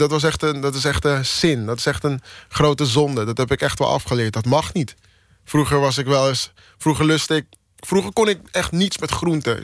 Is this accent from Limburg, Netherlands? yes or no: no; Amsterdam, North Holland, Netherlands; also born or lived in Maastricht; ik uit Amsterdam kom en in Amsterdam woon en in Amsterdam werk